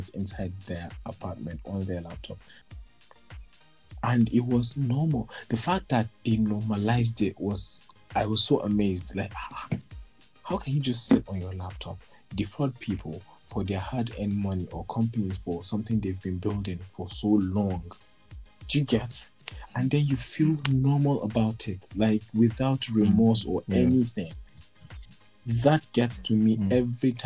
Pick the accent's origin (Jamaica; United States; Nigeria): Nigeria; we that are back home here